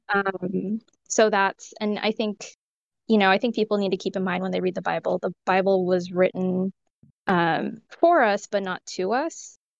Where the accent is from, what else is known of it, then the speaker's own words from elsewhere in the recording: California, United States; I was raised in California, but I have parents from India